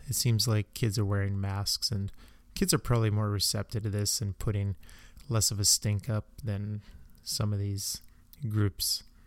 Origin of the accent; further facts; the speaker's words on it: Canada; as a Canadian